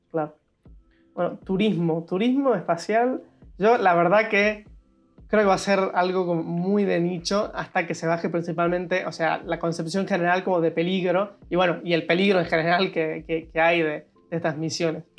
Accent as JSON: {"language": "Spanish", "country": "Argentina", "said": "como argentino"}